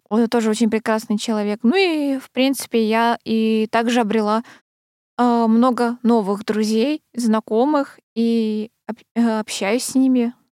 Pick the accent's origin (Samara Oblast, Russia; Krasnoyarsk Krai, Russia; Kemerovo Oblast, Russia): Krasnoyarsk Krai, Russia; Krasnoyarsk; moved away; в детстве училась в Красноярской школе